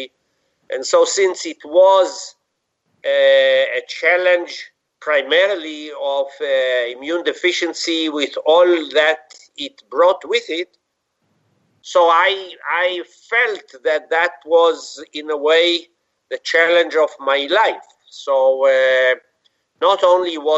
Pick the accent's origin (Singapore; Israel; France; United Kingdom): Israel; I was born in Israel, grew up there, had my basic school, high school, university, medical school in Israel.